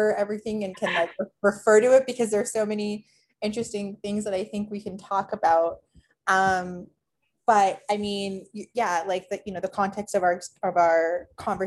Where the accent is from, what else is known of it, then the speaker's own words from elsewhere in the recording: Toronto, Ontario, Canada; moved away; I grew up in Toronto